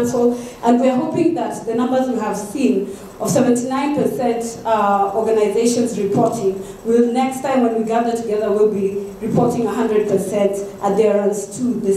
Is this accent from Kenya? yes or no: yes; Kenya; moved away; I'm still a Kenyan